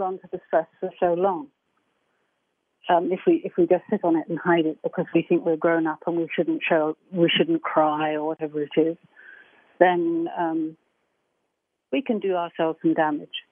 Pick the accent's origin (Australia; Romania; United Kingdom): United Kingdom; England; I'm English